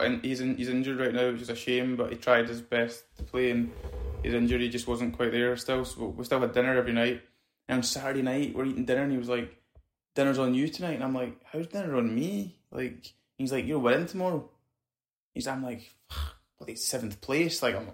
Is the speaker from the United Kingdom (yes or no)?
yes; Scotland, United Kingdom; You know, I'm Scottish.